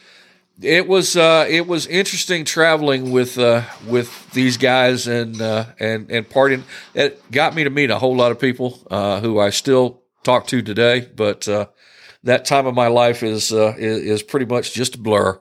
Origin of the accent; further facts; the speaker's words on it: Pittsburgh, Pennsylvania, United States; now in Atlanta, United States; I'm originally from, uh, Pittsburgh. Uh, moved to Atlanta in about nineteen eighty and really haven't ever looked back.